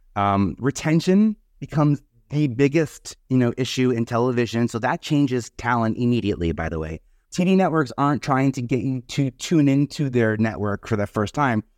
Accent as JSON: {"language": "English", "town": "New York City", "region": "New York", "country": "United States", "moved": "yes", "lives_now": "Brooklyn, United States", "said": "I'm originally from Staten Island"}